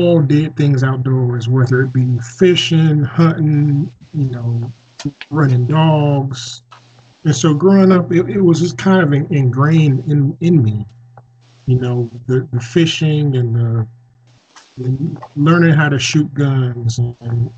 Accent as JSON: {"language": "English", "town": "Decatur", "region": "Georgia", "country": "United States"}